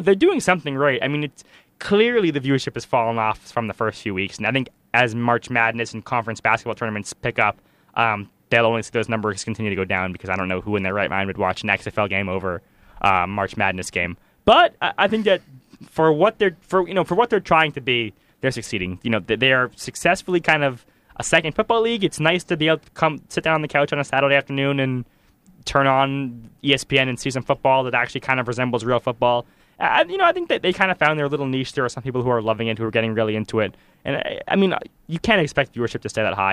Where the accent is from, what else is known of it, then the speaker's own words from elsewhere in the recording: Washington, District of Columbia, United States; my hometown football team